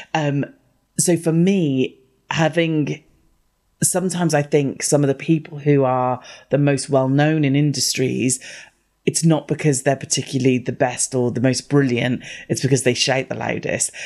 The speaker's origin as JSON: {"language": "English", "country": "United Kingdom", "said": "I'm the only British person I know who doesn't like tea"}